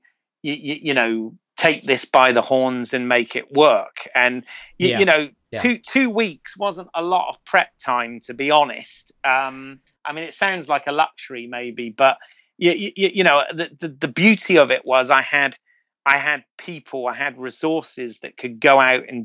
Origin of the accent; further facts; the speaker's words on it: United Kingdom; accent: British; moved away as an adult; also born or lived in Florida; I was, as a Brit, I was a little bit of a novelty to everyone, meaning, you know, everybody liked the accent